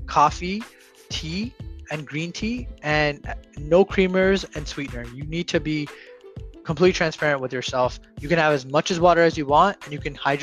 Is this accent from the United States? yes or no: no; India; I'm Indian, so it's done in Jainism.